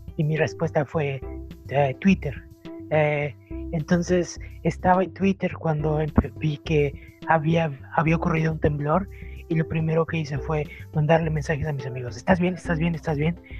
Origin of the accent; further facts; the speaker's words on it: Tlaxcala, Mexico; moved away; yo crecí en, en Tlaxcala